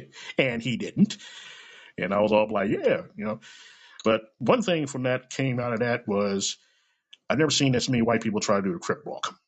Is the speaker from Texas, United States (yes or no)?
no; Kansas City, Missouri, United States; I was born and raised in this bitch. Okay, I was born in Truman Hospital, which is like about maybe five or ten miles down the road from me